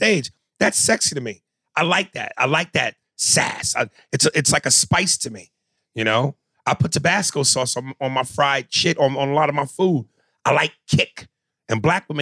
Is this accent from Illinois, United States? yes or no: no; New York, United States; I'm from New York